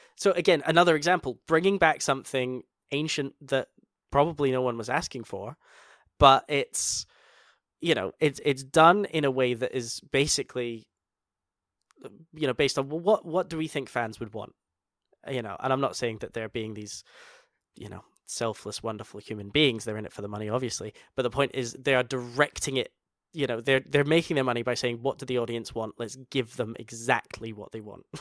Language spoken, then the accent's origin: English; Scotland, United Kingdom; we're both Scottish.